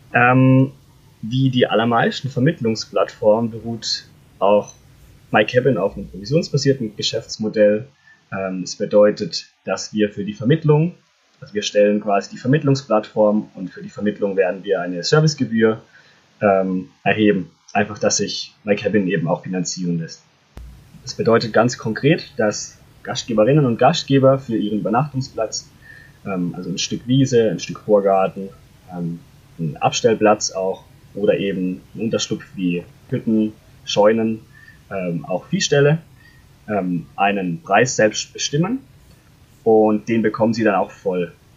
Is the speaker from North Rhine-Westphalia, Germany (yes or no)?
no; Freiburg, Baden-Württemberg, Germany; moved away as an adult; now in Konstanz, Germany; Ich komme ursprünglich aus Freiburg, bin im Schwarzwald aus, aufgewachsen